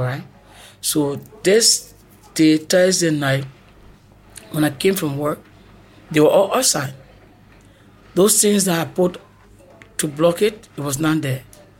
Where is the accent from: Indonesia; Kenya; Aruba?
Kenya; moved away as an adult; I came from Kenya 2016